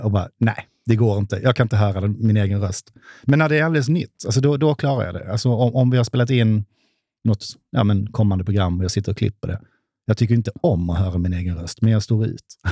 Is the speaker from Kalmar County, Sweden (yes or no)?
no; Hässleholm, Skåne, Sweden; now in Stockholm, Sweden; i Hässleholm, där jag kommer ifrån, gick med i ABF